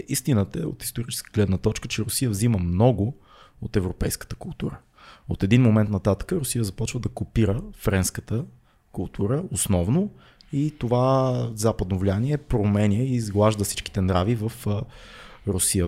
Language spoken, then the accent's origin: Bulgarian; Bulgaria; ние тук българите